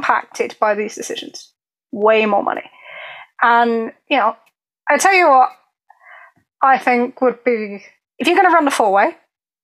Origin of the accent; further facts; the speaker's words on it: England, United Kingdom; I'm very English.